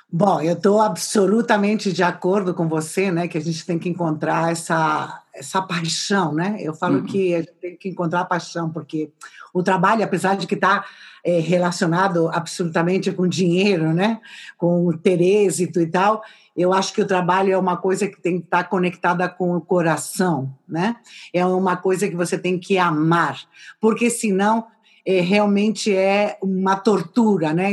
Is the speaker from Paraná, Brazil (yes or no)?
no; São Paulo, Brazil; also born or lived in Madrid, Spain / Valladolid, Spain; now in Gijón, Spain; eu nasci em São Paulo